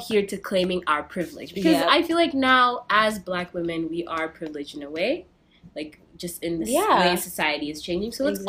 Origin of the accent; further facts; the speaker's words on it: New York City, New York, United States; I feel like I am a Kenyan New Yorker, though, because I don't claim all